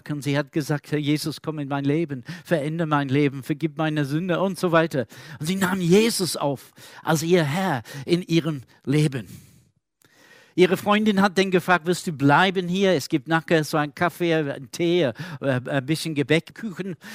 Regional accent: Manchester, North West England, United Kingdom; German is a second language; Ein Pastor von der, äh, meiner Heimatstadt in Manchester in Großbritannien erzählt erzählte folgende äh, Geschichte

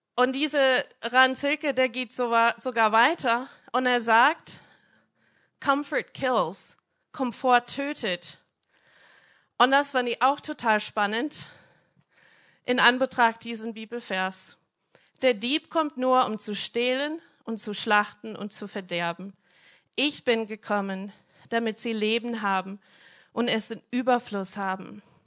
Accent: Minnesota, United States; German is a second language; moved away; ich bin in einem kleinen Dorf aufgewachsen in Amerika, so 60 Einwohner, mitten auf dem Land. Ähm, ich komme aus Minnesota

